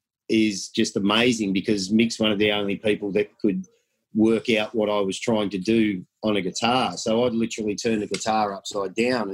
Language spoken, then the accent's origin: English; Melbourne, Victoria, Australia; I'm about as Aussie as you'll get. I go back probably 3 generations of born and bred in Melbourne, Victoria